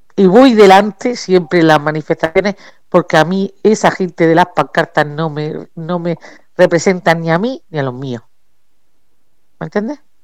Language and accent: Spanish; Region of Murcia, Spain; somos murcianos y estamos aquí